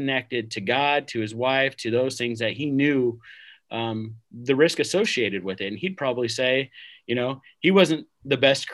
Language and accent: English; Vancouver, Washington, United States; I grew up in the Vancouver area. So Portland is a hop, skip, and a jump